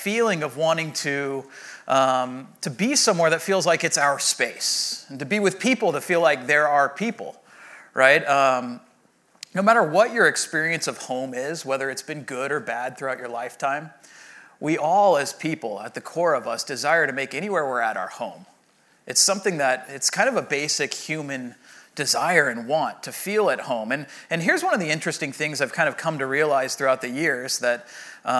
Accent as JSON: {"language": "English", "town": "Rancho Santa Margarita", "region": "California", "country": "United States", "tie": "born or raised there", "said": "I grew up in Rancho Santa Margarita, and my mom still lives in the home that I grew up"}